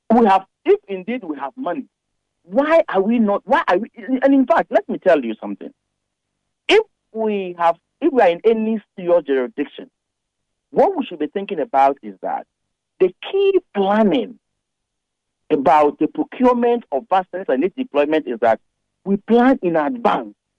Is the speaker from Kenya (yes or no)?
no; Ghana; as a Ghanaian